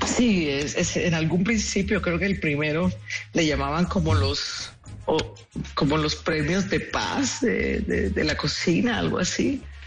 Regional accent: Colombian Caribbean coast, Caribbean Region, Colombia; nuestro universo caribeño

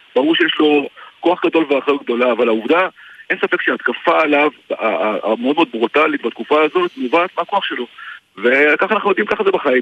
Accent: Israel

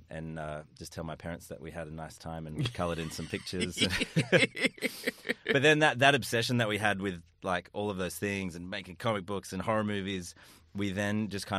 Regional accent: Empire Bay, New South Wales, Australia; I was in Empire Bay.

